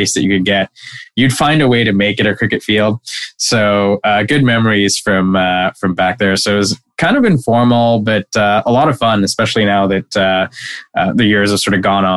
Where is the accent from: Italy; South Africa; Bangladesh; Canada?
Bangladesh; Dhaka, Dhaka Division; moved away as an adult; now in United States; I grew up in Dhaka, which is the capital